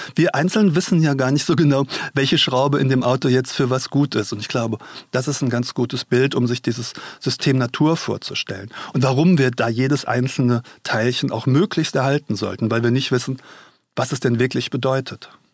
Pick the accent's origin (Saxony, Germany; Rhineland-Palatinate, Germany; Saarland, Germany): Rhineland-Palatinate, Germany; Mainz; Ich komme ja aus Mainz und war hier früher oft